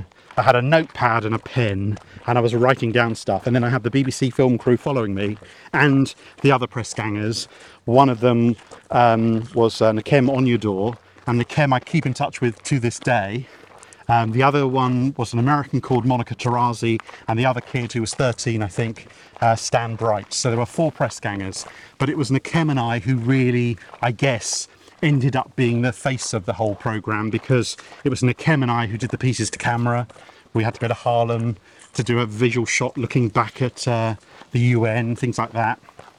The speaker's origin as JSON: {"language": "English", "region": "England", "country": "United Kingdom", "said": "I'm English, I must be from Narnia."}